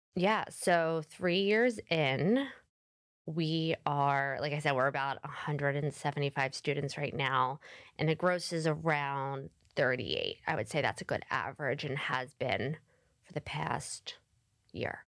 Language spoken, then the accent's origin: English; Philadelphia, Pennsylvania, United States; I am from Philadelphia, and I continue to live in Philadelphia